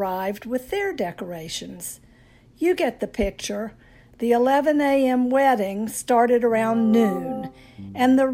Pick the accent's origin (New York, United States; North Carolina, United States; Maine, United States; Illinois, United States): North Carolina, United States; now in Miami, United States; I'm a Southern girl, born and raised in North Carolina